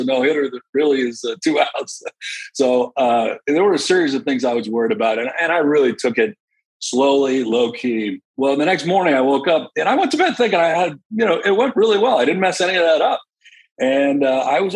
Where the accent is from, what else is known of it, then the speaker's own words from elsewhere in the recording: Boston, Massachusetts, United States; moved away; also born or lived in Melrose, Massachusetts; I was from Boston. They didn't care that I grew up in New England or a Red Sox fan